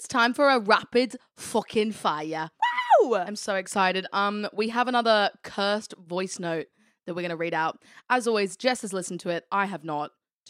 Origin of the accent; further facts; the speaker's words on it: United Kingdom; I actually think we have because we're British.